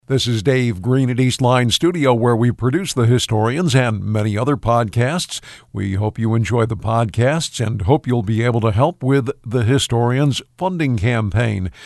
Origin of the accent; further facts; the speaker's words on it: Amsterdam, New York, United States; Polish and Italian friends of mine growing up in Amsterdam